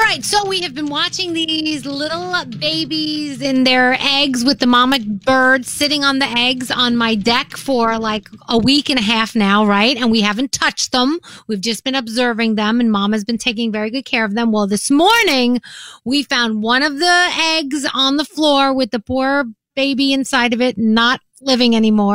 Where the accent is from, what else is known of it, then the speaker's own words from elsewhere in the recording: New Jersey, United States; Yes. I'm from Jersey.